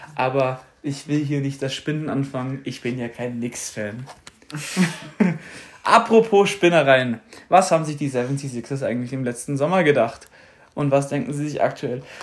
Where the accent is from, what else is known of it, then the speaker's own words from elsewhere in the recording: Germany; als Deutscher